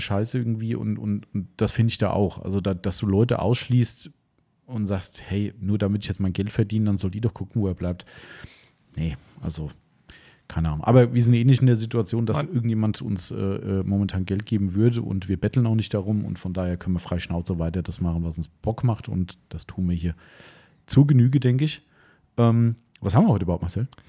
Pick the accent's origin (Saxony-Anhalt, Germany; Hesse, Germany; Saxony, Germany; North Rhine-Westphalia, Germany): Hesse, Germany; Hessians; also born or lived in Idstein; als Hessen